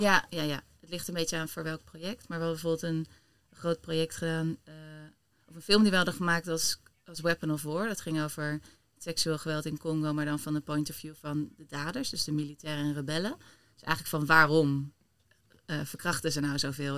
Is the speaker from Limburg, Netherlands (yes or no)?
no; Delft, South Holland, Netherlands; now in Amsterdam, Netherlands; ik ben geboren in Delft. Ik woon al wel weer wat langer in Amsterdam dan, dan Delft.